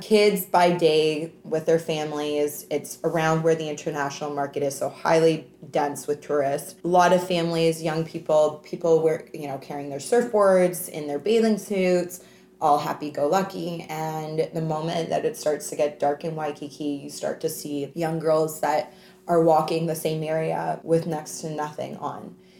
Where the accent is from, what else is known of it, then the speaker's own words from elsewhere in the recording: Canada; also born or lived in Hawaii / Vancouver / Australia; now in Toronto, Canada; Being Canadian, living in the United States of America